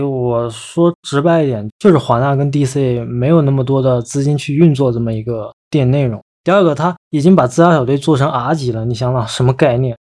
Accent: China; 我们中国人

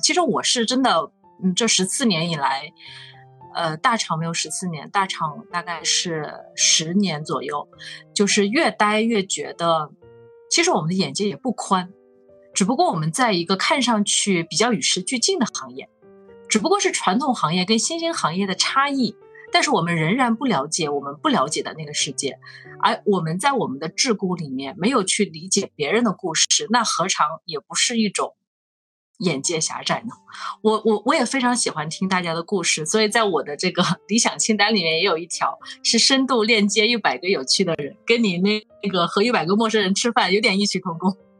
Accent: Hunan, China; moved away as an adult; also born or lived in Shenzhen; 走出来的一个人，我是湖南人，然后我应该是，嗯，从来没有想过要去回到湖南去工作

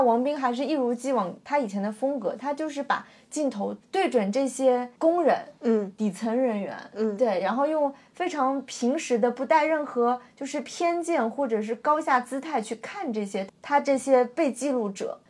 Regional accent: China; 我作为一个中国人

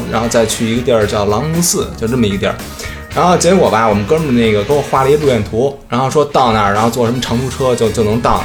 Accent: Beijing, China

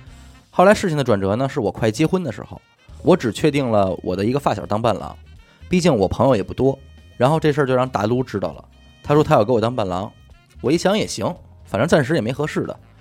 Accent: Hebei, China; now in Beijing, China; 我是河北人，在海淀工作，之前干过联想的技术客服

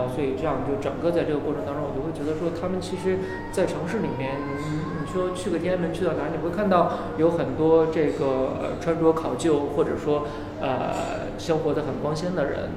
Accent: Northeast China, China; now in Beijing, China; 小时候在东北的时候

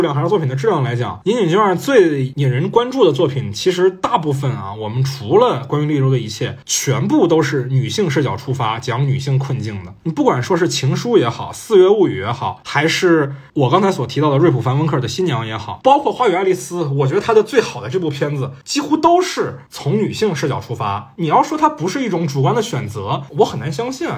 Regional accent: China; 我们中国人看里面那个婆媳关系

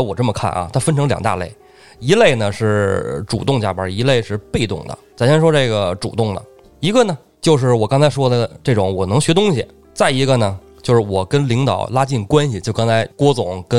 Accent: Beijing, China; 因为咱们都是本地人。

